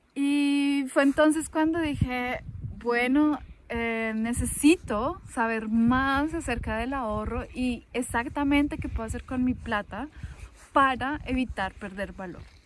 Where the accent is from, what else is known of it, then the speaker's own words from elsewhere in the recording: Colombia; yo vengo de Colombia